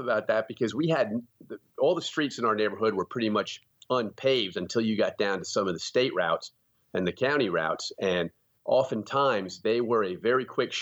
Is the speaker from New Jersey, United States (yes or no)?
no; hard coal region of Pennsylvania, United States; also born or lived in Easton, Pennsylvania; I grew up in a rural area in the hard coal region of Pennsylvania